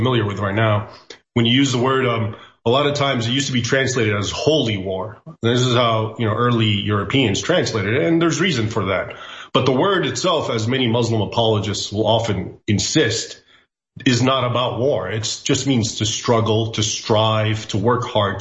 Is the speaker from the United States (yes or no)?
yes; United States; I was born in the United States, but I grew up bilingually, so I also speak Arabic